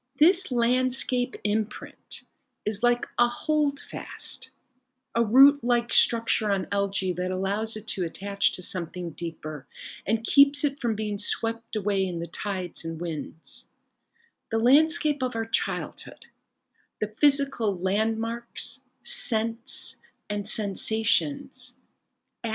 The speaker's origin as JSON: {"language": "English", "town": "Chicago", "region": "Illinois", "country": "United States", "tie": "born or raised there", "moved": "as an adult", "lives_now": "Italy", "said": "I grew up in Chicago with busy streets and alleys"}